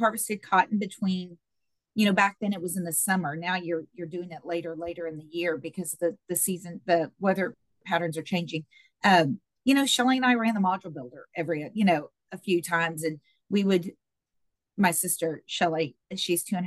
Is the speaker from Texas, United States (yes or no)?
yes; Brackettville, Texas, United States; moved away as an adult; also born or lived in Lubbock, Texas; now in Austin, United States; I'm from Brackettville. Obviously, my dad was a cotton farmer down there